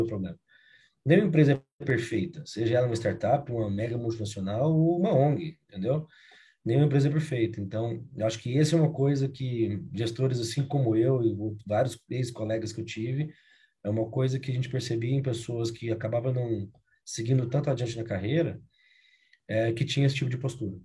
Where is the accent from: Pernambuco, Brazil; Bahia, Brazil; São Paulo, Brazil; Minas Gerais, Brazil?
Minas Gerais, Brazil; Uberlândia; accent: mineiro; moved away as an adult; also born or lived in Rio Grande do Sul; now in Curitiba, Brazil; sou mineiro de Uberlândia